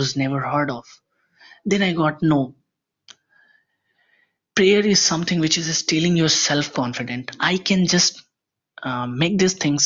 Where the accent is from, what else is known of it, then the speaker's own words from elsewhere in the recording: Bihar, India; I am from India. I come from the most backward state of India, that is Bihar.